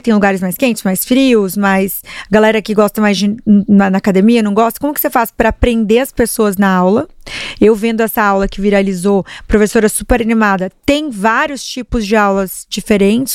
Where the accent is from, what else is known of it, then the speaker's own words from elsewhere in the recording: Paraná, Brazil; eu sou paranaense